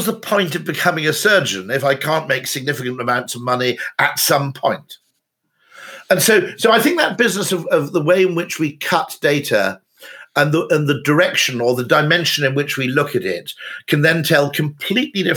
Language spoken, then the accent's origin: English; United Kingdom; as a Brit